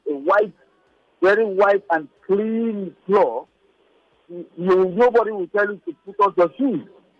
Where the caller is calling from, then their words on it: Abuja, Federal Capital Territory, Nigeria; I am calling from Abuja.